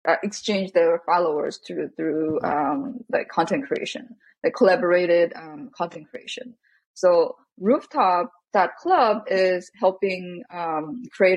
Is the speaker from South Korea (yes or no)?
yes; South Korea; growing up in Korea